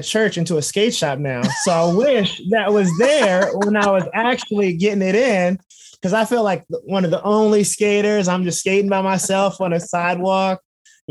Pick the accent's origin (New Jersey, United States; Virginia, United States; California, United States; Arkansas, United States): California, United States; Los Angeles; also born or lived in Inglewood, California; We started off in Inglewood on Glasgow, somewhere around there near Randy's Donuts. And then we started going more and more west. So we went from Inglewood